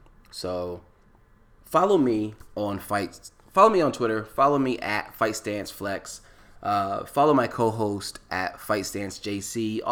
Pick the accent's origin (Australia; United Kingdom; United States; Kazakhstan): United States; East Coast; I say local because I'm from the East Coast. It is a local organization that is doing a bunch of amazing events on the East Coast, in DC, in Chicago, in Atlantic City. And Atlantic City is not too far where I was born and raised.